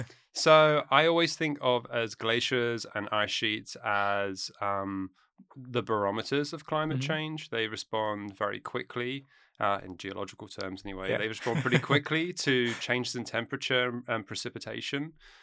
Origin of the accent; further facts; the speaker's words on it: United Kingdom; moved away as an adult; now in United States; Or I'm from the UK, yeah. I grew up just outside London.